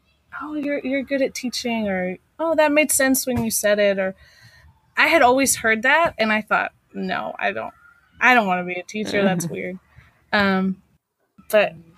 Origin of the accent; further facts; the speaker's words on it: El Paso, Texas, United States; now in Kentucky, United States; I am originally from El Paso, Texas